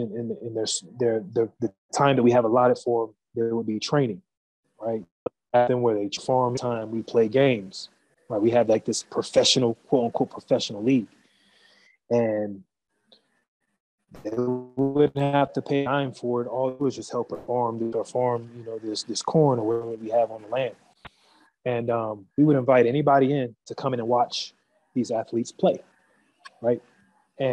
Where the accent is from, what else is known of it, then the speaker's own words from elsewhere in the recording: United States; moved away; me growing up in America